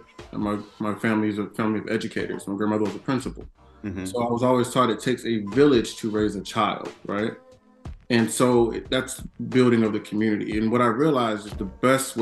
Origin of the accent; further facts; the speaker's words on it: Charlotte, North Carolina, United States; The neighborhood that I grew up in here in Charlotte